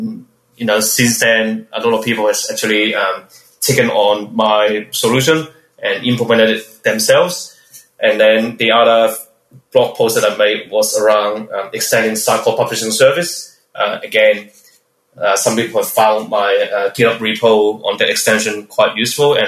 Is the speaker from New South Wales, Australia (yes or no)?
no; Melbourne, Victoria, Australia; I'm from Melbourne, Australia